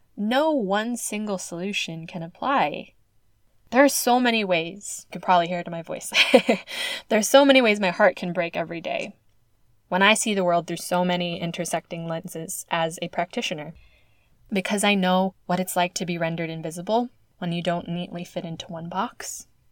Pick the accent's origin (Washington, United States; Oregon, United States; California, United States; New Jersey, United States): California, United States; Oakland, California, my home state